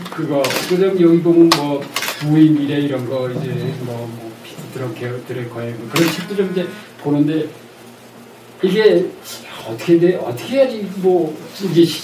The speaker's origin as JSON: {"language": "Korean", "town": "Sokcho", "region": "Gangwon", "country": "South Korea", "tie": "born or raised there", "said": "첫째 우리가 시골이 제 고향이 저 속초예요."}